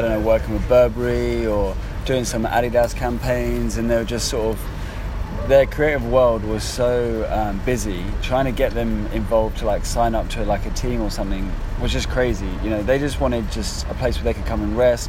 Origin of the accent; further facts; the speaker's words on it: West Sussex, near Brighton, South East England, United Kingdom; now in London, United Kingdom; I grew up in West Sussex, near Brighton